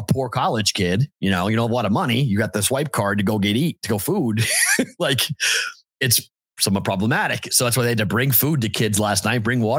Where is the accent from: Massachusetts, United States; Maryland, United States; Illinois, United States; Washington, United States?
Massachusetts, United States; Boston; now in Las Vegas, United States; you got a guy from Boston here who's your professor.